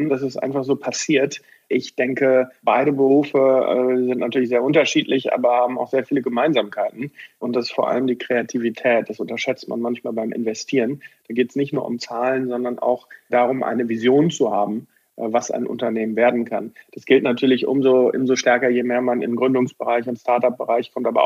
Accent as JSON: {"language": "German", "town": "Bochum", "region": "North Rhine-Westphalia", "country": "Germany", "tie": "born there", "said": "ich bin gebürtiger Bochum. Bochumer, bin im Augusta Krankenhaus in Bochum geboren"}